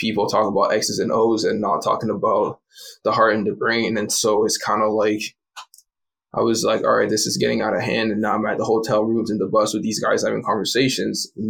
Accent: Hamilton, Ontario, Canada; also born or lived in Montreal; my dad lived down the street for a little while before we moved from Montreal to Hamilton.

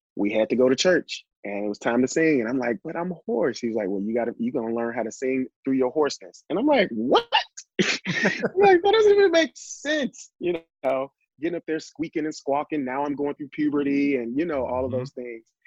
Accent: Little Rock, Arkansas, United States; born or raised there; also born or lived in Elaine, Arkansas

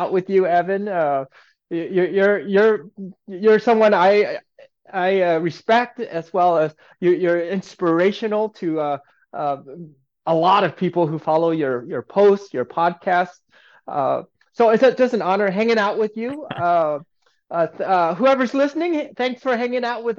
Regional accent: Aurora, Colorado, United States; moved away as an adult; also born or lived in California; I was a kid, an Asian kid growing up in the Midwest, right in Aurora, Colorado

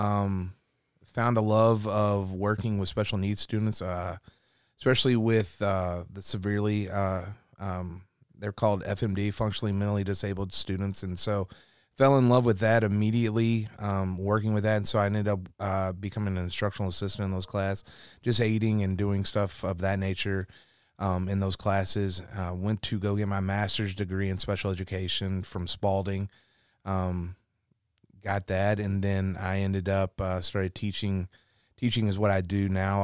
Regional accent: Louisville, Kentucky, United States; born and raised in Louisville

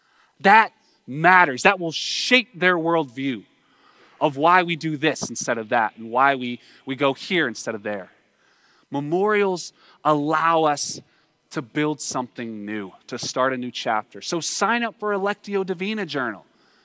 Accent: United States; we don't have to look to Russia as a, you know, growing up in America to see our own unreckoned past

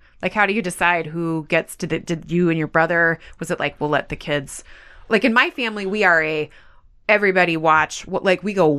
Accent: Southwest, United States; I think Christmas arrived when, if you're from the West Coast, and you know, I grew up in the Southwest, but via the mm-hmm. like West Coast.

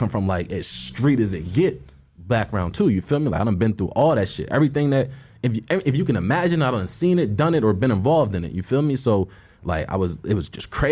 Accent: Philadelphia, Pennsylvania, United States; moved away as an adult; now in Los Angeles, United States; I'm from North Philly. You know what I mean? I'm from a tough area in there.

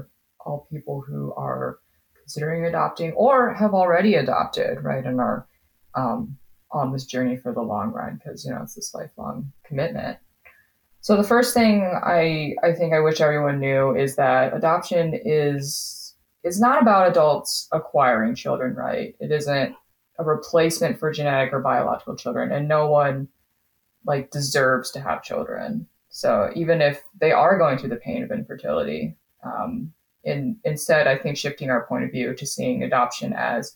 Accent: Grand Rapids, Michigan, United States; also born or lived in Wuzhou, Guangxi, China; I grew up in Grand Rapids, Michigan

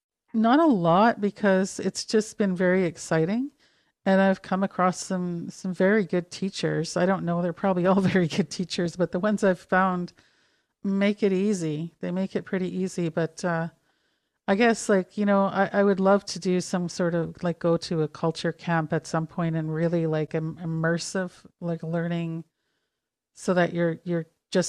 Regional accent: Kamloops, British Columbia, Canada; born or raised there; also born or lived in Calgary, Alberta / Vernon, British Columbia / Toronto; now in London, Ontario, Canada

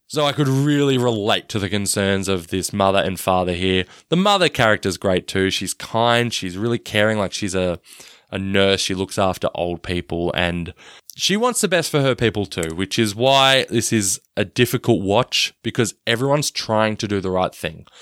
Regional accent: Australia; I'm Australian

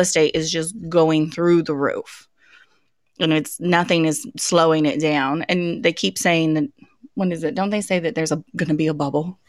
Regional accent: Colorado, United States; moved away; I grew up in Colorado. That's my, that's my home state

